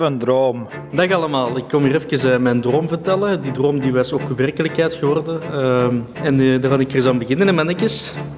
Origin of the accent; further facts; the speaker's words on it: Belgium; wij als Belg